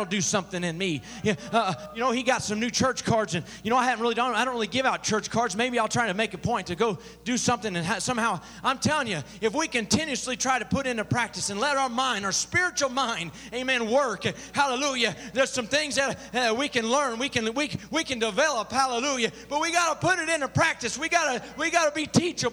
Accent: Southern Illinois, United States; I grew up in Southern Illinois

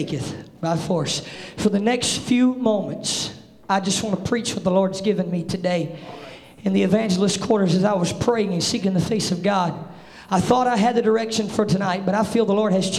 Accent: the South, United States; I'm from the South

